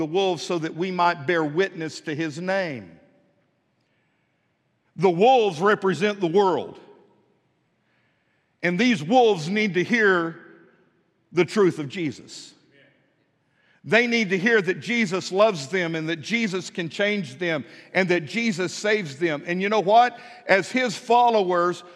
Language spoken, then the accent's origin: English; West Texas, United States; moved away as an adult; also born or lived in Pine Bluff, Arkansas; now in Fort Smith, United States; Where I was raised in West Texas